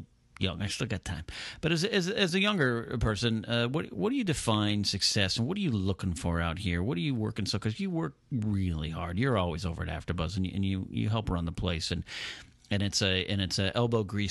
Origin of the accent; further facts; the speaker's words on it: Pismo Beach, California, United States; I grew up in Pismo Beach.